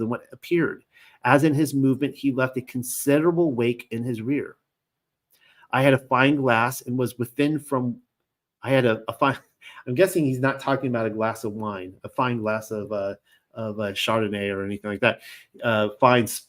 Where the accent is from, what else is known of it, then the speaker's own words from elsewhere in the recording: Long Beach, California, United States; I grew up in Long Beach, California, and my wife and I lived there for years